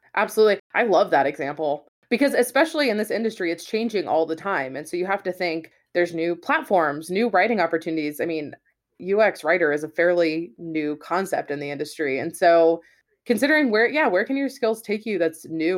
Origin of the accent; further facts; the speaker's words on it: West Coast, United States; moved away as an adult; also born or lived in New Hampshire / Boston; I'm from the West Coast